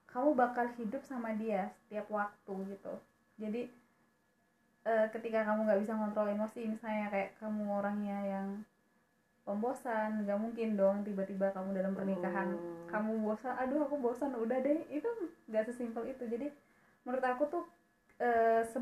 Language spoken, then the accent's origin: Indonesian; Jambi, Indonesia; Aku dari Jambi Aku ketemu Mega itu di Pare